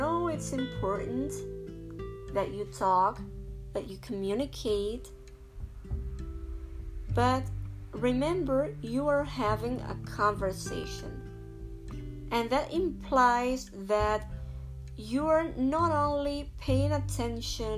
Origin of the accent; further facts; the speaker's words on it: Spain; English is a second language; I'm from Spain